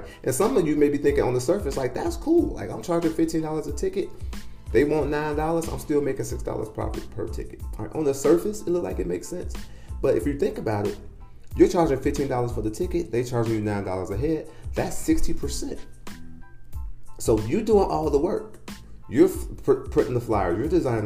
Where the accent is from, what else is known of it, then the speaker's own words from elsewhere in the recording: Midwest, United States; now in Phoenix, United States; I call it pop. I'm from the Midwest.